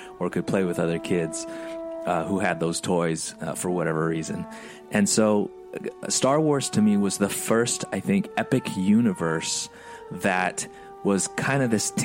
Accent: United States; A couple of immigrant boys growing up in the United States

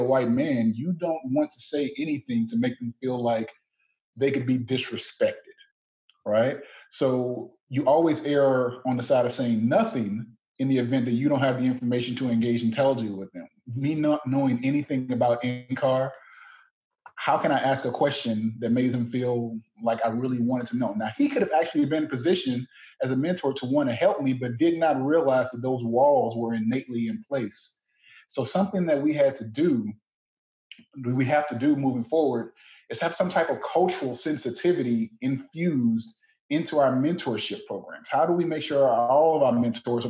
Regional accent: Southern Louisiana, United States; moved away as an adult; also born or lived in Ames, Iowa; I'm from Southern Louisiana

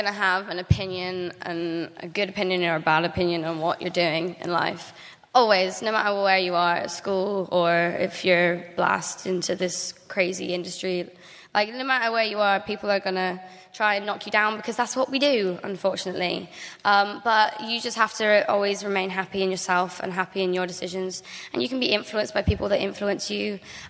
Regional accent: Louisiana, United States; accent: Cajun; And you can hear my Louisiana accent.

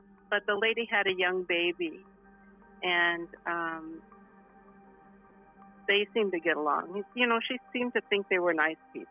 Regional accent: California, United States; also born or lived in New York; although I was born in New York, but I was raised in California

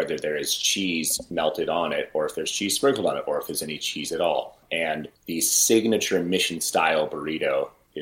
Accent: Berkeley, California, United States; moved away as an adult; also born or lived in Oakland, California / New York City; Technically, I was born in Oakland, then since moved to Berkeley

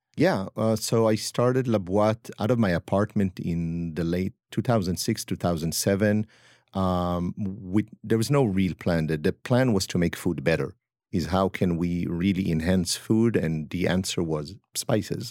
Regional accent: Upper Eastern Galilee, Northern District, Israel; accent: French; moved away as an adult; also born or lived in France / Lyon, France; now in New York, United States; I am from Israel, from the north, from the Galilee, Upper Eastern Galilee

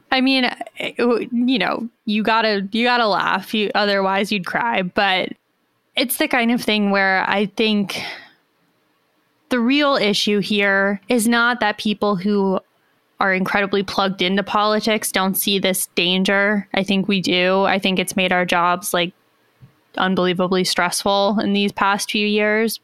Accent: United States; As an American

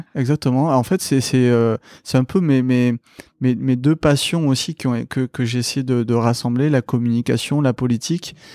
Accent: Toulouse, Occitania, France; moved away as an adult; also born or lived in Paris; ça s'entend peut-être à mon accent, je suis originaire de Toulouse. Je suis un pur produit euh, de la ville rose et où j'ai grandi

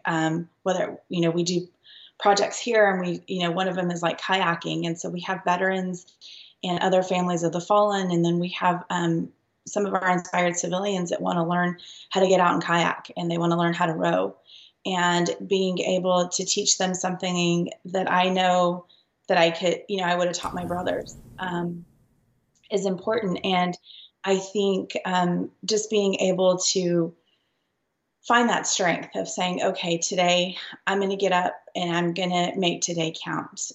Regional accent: Lubbock, Texas, United States; we grew up in Lubbock, Texas.

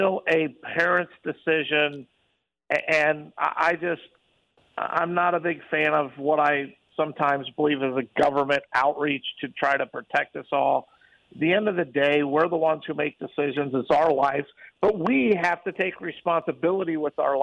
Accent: Midwest, United States; now in Las Vegas, United States; I grew up in the Midwest, and they get a lot of snow

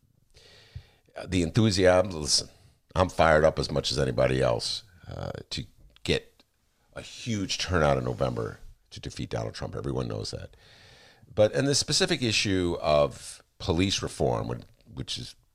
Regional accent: Evanston, Illinois, United States; now in Chicago, United States; From Evanston.

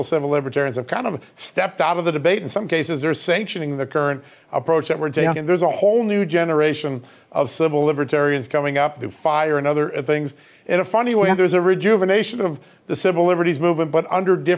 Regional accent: Virginia, United States; my home state, the great Commonwealth of Virginia

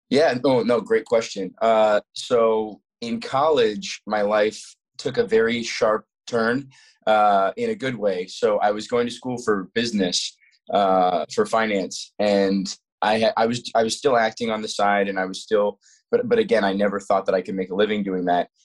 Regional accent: Colorado, United States; also born or lived in Florida; we moved from Florida to Colorado when I was eight

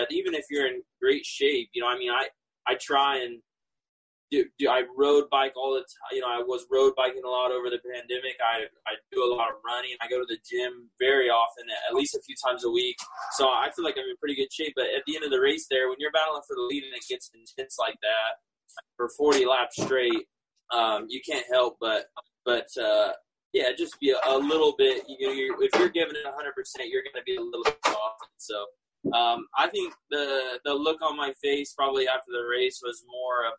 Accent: California, United States; I grew up in California

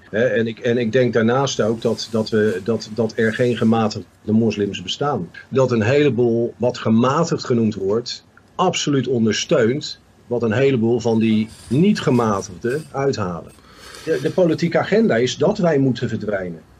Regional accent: Rotterdam, South Holland, Netherlands; ik kom uit Rotterdam. Ik ben daar opgegroeid.

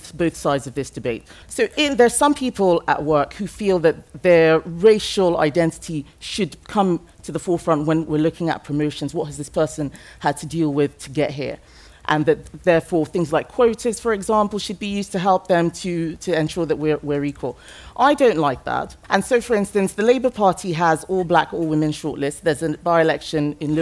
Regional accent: Lagos, Nigeria; English is a second language; now in United Kingdom; I grew up in Nigeria. My ethnic group is Yoruba. I speak English as a second language. And my ethnic group for where I lived, which was Lagos

